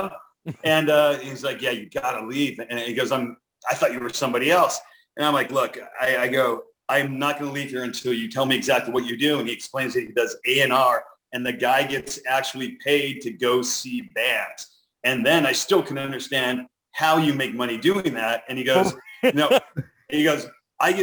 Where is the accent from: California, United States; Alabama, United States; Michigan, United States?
California, United States; Los Angeles; I grew up in the San Fernando Valley